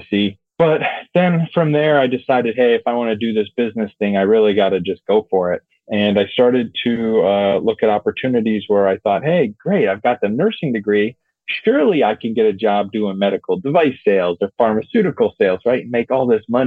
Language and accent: English; Northeast Ohio, United States; moved away; I grew up in Northeast Ohio